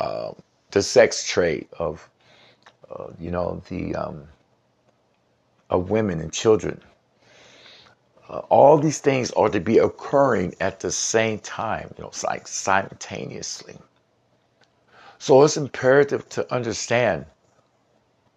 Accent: Seattle, Washington, United States; also born or lived in Columbus, Ohio; hailing from the Seattle, Washington area, although I was born in Columbus, Ohio, but hailing from the Seattle, Washington area

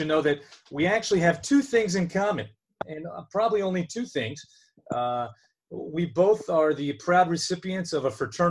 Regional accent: New Jersey, United States; we're both from Jersey.

